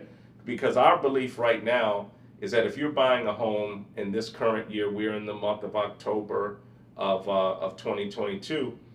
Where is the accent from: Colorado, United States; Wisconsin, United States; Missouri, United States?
Missouri, United States; St. Louis; now in Texas, United States; I'm from St. Louis, so where I'm from, you have basements